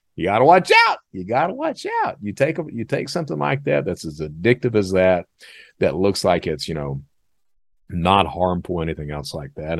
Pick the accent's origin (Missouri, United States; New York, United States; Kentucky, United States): Kentucky, United States; Eastern; I'm from Eastern Kentucky. That's the way I was brought up.